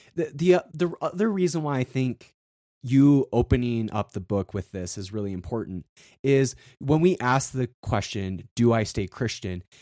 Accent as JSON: {"language": "English", "region": "South Dakota", "country": "United States", "tie": "born or raised there", "said": "I grew up in South Dakota, and on the western side of South Dakota"}